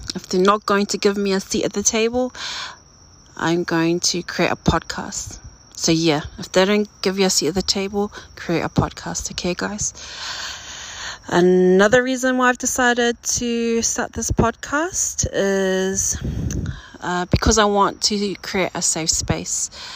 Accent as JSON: {"language": "English", "region": "Auckland", "country": "New Zealand", "tie": "born or raised there", "said": "I am a first generation New Zealander, born and raised in South Auckland, New Zealand"}